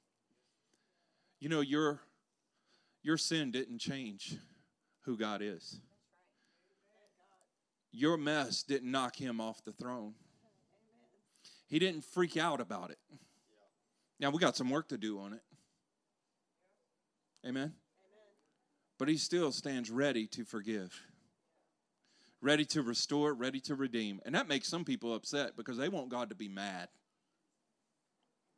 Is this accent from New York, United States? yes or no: no; Louisiana, United States; moved away; I'm from Louisiana